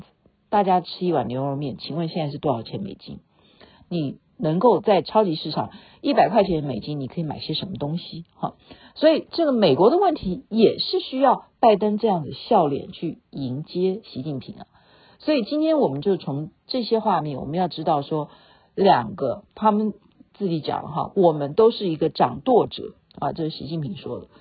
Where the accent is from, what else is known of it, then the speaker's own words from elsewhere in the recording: Taiwan; 你听我的口音，人家也不知道我是台湾人啊，对不对？